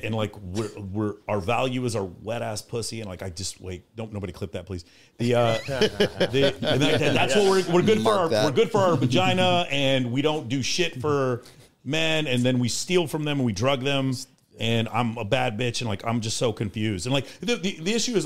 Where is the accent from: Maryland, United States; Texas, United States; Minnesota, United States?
Texas, United States; So I'm from Texas